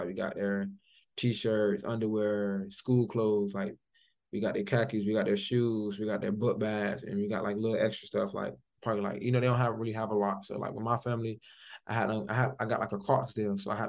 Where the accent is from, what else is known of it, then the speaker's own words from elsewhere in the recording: Miami, Florida, United States; In Liberty City.